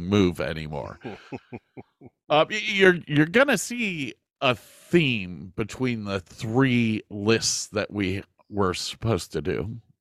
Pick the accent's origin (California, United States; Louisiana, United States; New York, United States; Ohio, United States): Ohio, United States; moved away; also born or lived in Texas; we, we, were extremely lucky growing up in Ohio